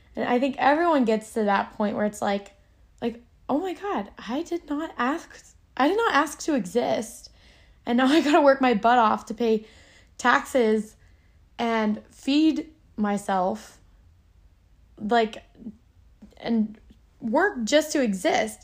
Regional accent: suburb outside of Orlando, Florida, United States; moved away; I came from Florida. Crackhead, alligator, swamp, Disneyland. Silly old Florida. I, it was a suburb outside of Orlando

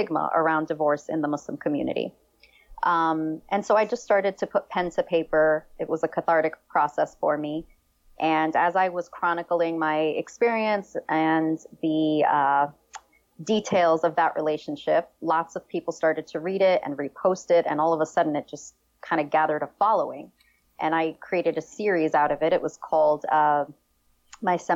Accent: New York City, New York, United States; also born or lived in Damascus, Syria; I did grow up in New York City. I was born in Damascus, but I really didn't spend much time out in Syria

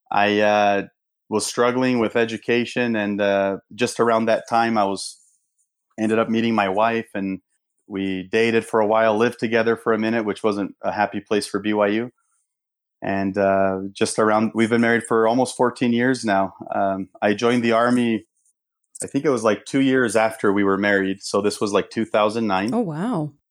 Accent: São Paulo, Brazil; Yeah, so uh, I grew up in Brazil. I was uh, in São Paulo. My parents are both Brazilian

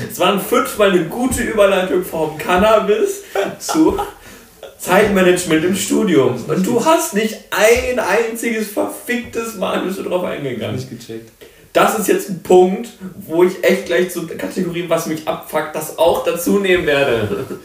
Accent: Mönchengladbach, North Rhine-Westphalia, Germany; now in Bonn, Germany; das ist ja meine Heimatstadt.

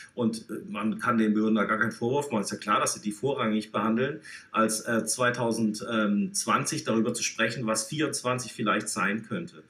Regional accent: Baden-Württemberg, Germany; accent: Swabian; now in Hamburg, Germany; ich bin ja äh, Schwabe, das kann, lässt sich nicht vertuschen, äh, stamme aus dem südlichen ähm, Baden, ähm, aber eigentlich auch Baden-Württemberg

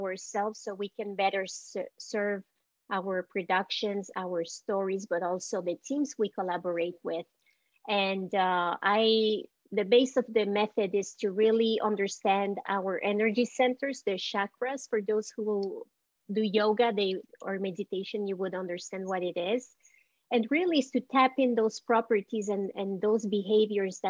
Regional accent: Montreal, Quebec, Canada; accent: Montreal; moved away as an adult; also born or lived in El Salvador; now in United States; my family left and went to Canada

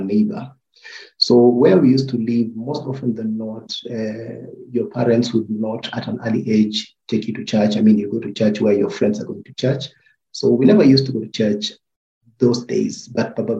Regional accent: Nairobi, Kenya; I was born in Eastlands.

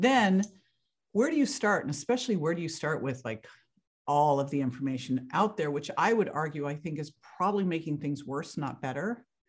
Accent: Berkeley, California, United States; moved away as an adult; now in Florida, United States; I grew up in Berkeley, California

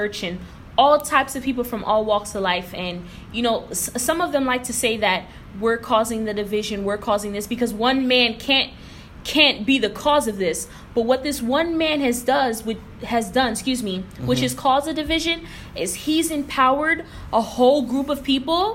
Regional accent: United States; I wasn't born in Haiti. I was born in America, but my parents were born in Haiti

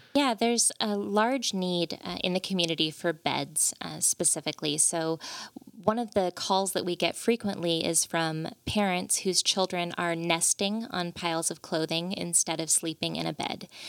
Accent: Veneta, Oregon, United States; also born or lived in Monterey, California; I grew up in Veneta, so very close to here

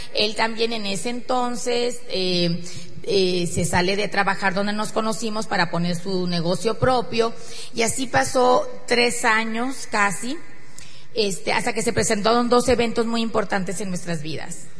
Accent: northern Mexico, Mexico; somos mexicanos, que somos del norte

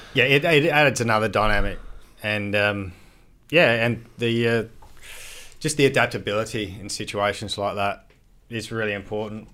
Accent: Adelaide, South Australia, Australia; I grew up in Adelaide

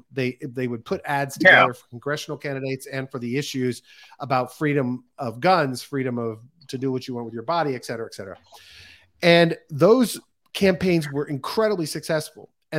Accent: United States; being an American

